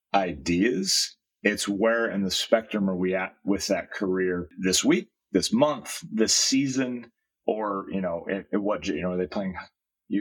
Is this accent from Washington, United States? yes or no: no; Iowa, United States; now in Southern California, United States; I grew up in Iowa